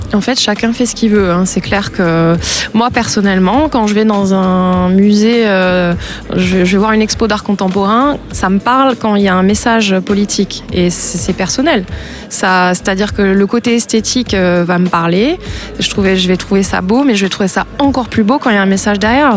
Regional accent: France; also born or lived in United States; je suis née en France. Ma mère est américaine, donc j'ai la, double nationalité. J'ai vécu aux États-Unis aussi

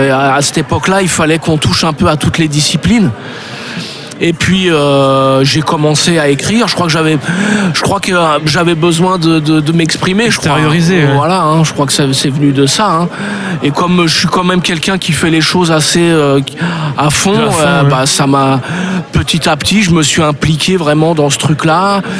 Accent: Paris, Île-de-France, France; moved away as an adult; Je viens de Paris.

